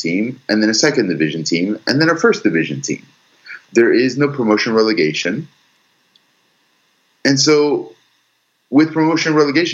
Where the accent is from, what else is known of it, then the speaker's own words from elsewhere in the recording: United States; I was born and raised here in the United States. I am full American.